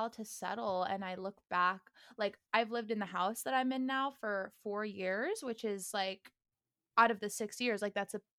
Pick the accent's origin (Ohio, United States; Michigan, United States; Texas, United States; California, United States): California, United States; outside of Sacramento; also born or lived in Miami, Florida; now in Los Angeles, United States; So I actually grew up outside of Sacramento.